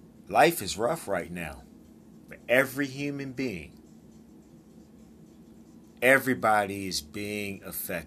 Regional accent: United States; Now, I'm from the United States. I live here in the United States. I'm a proud American.

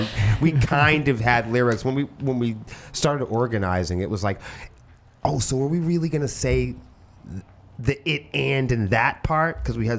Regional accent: Portsmouth, New Hampshire, United States; I'm from Portsmouth, New Hampshire.

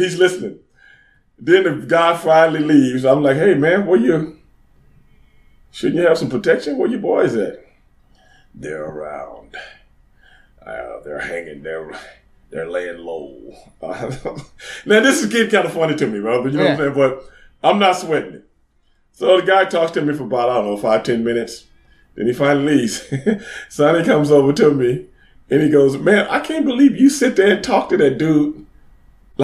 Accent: Texas, United States; I'm from Texas

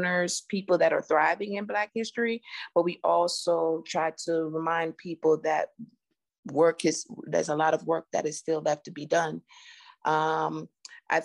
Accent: Jamaica; now in United States; I'm an immigrant from Jamaica

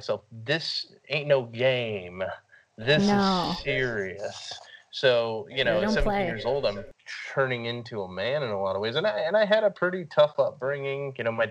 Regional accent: San Antonio, Texas, United States; I grew up in San Antonio

